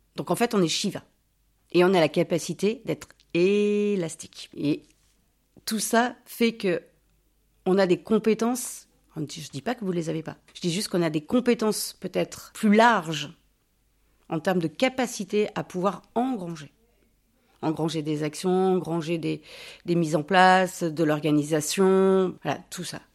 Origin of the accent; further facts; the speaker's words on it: Basque Country, Nouvelle-Aquitaine, France; also born or lived in Bordeaux; now in Villamblard, France; Je suis née à Bordeaux, je suis partie de Bordeaux, j'avais 7 mois, je suis arrivée au Pays Basque, ma famille est originaire de là-bas